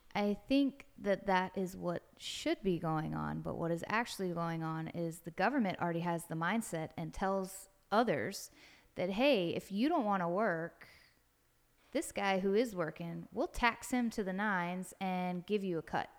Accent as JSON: {"language": "English", "town": "Knightsville", "region": "South Carolina", "country": "United States", "moved": "as an adult", "said": "I am originally from Knightsville, South Carolina, which is Dorchester County, or part of Dorchester County"}